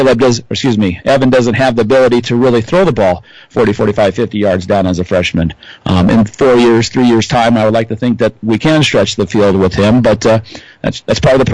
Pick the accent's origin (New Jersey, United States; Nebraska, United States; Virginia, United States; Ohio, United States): Nebraska, United States; Columbus; now in Hastings, United States; I'm actually from Columbus, so it's good to play some of the schools from where I grew up for a while when I was a child